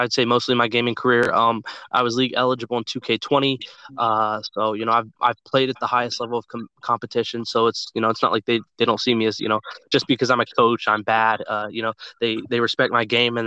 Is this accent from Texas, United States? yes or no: yes; Dallas, Texas, United States; born or raised there